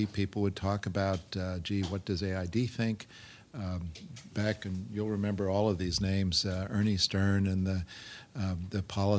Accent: Beirut, Beirut Governorate, Lebanon; born there; also born or lived in Ankara, Turkey; I was born in Beirut because my father was a professor teaching at the American University of Beirut, and he loved to travel. He loved the Middle East, so we also spent time in Ankara, Turkey as a kid.

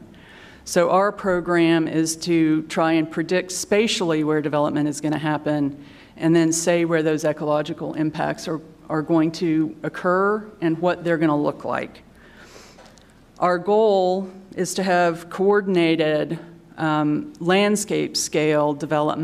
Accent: Midland, Texas, United States; moved away; I'm from Midland. My parents lived there up until about 4 years ago, for 45 years

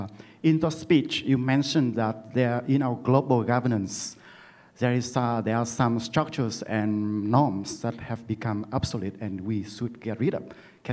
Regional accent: Vietnam; moved away; I'm from Vietnam

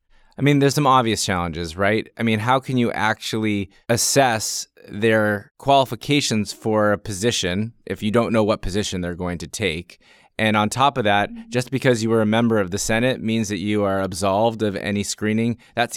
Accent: Nigeria; No, I think you're right, and it's hard for me as a Nigerian optimist to reach that conclusion, but I'm with you.

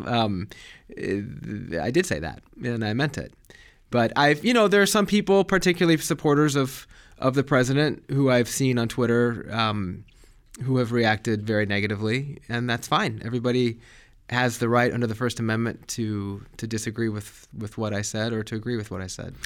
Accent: Colorado, United States; moved away; also born or lived in Germany; I grew up in Colorado.

